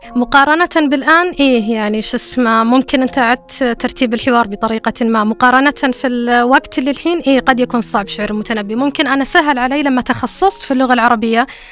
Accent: Saudi Arabia; accent: Saudi dialect; في لهجتنا السعودية

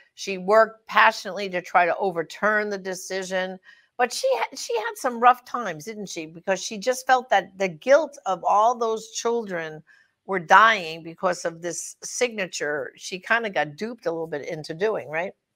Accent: New York, United States; I was from New York

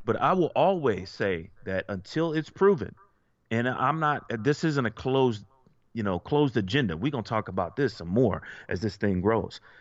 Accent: United States; most of us were born here, okay? I'm an American

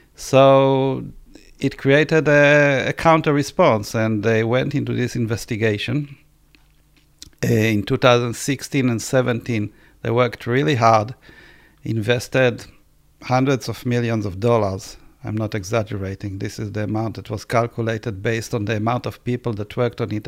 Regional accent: Israel; I was born in Israel.

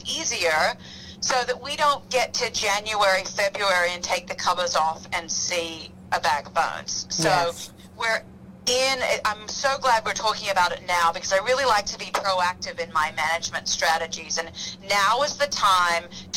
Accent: Australia; moved away; I grew up in Australia

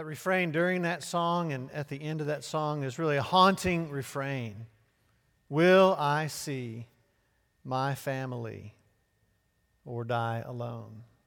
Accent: Chester, Pennsylvania, United States; Born and raised in Chester, Pennsylvania

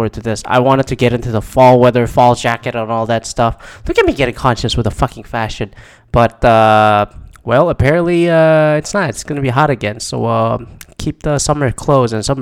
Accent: Canada; now in United States; I'm Canadian

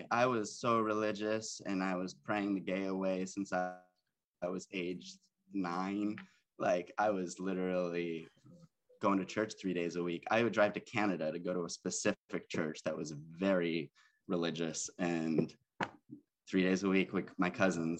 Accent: Buffalo, New York, United States; moved away as an adult; also born or lived in Chicago; now in Los Angeles, United States; All right, so I'm from Buffalo, New York. And I moved to Chicago for college.

